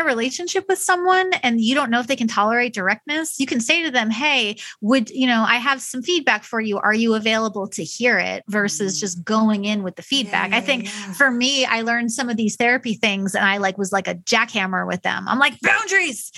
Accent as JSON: {"language": "English", "region": "New York", "country": "United States", "tie": "born or raised there", "moved": "yes", "lives_now": "Midwest, United States", "said": "I'm from New York, so I was not raised with the value of honesty, but I was raised with the value of be direct."}